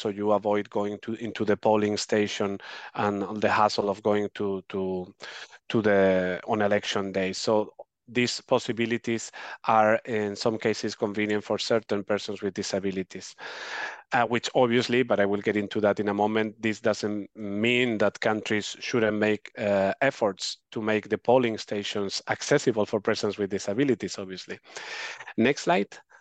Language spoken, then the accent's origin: English; Spain; my home country, Spain